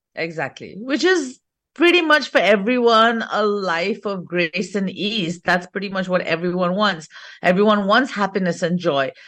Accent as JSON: {"language": "English", "region": "England", "country": "United Kingdom", "tie": "born or raised there", "moved": "as an adult", "lives_now": "India", "said": "I'm actually born and brought up in England, fourth generation British."}